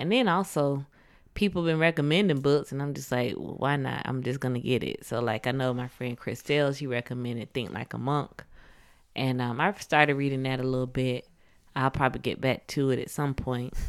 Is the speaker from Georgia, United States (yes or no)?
yes; Atlanta, Georgia, United States; I'm from Atlanta